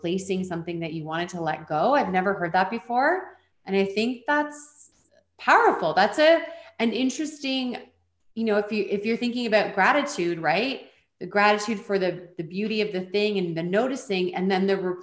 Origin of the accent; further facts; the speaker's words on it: Canada; also born or lived in Switzerland; I'm from Canada